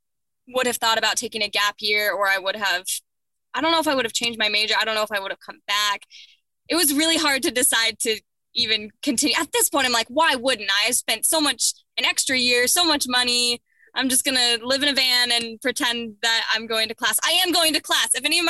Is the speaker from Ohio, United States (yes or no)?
yes; Upper Arlington, Ohio, United States; I did. Yes. Upper Arlington, Columbus, Ohio.